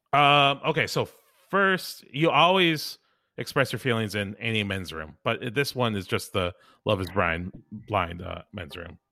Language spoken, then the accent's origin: English; Chicago, Illinois, United States; I'm also from the Chicagoland area